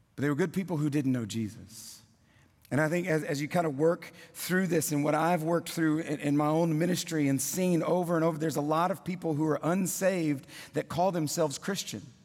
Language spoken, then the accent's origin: English; South Louisiana, United States; moved away as an adult; also born or lived in Kentucky; now in Tennessee, United States; born and raised in South Louisiana